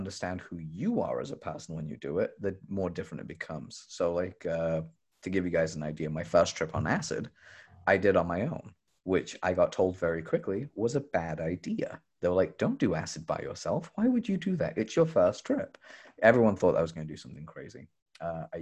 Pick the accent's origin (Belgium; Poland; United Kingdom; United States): United Kingdom; England; I grew up in England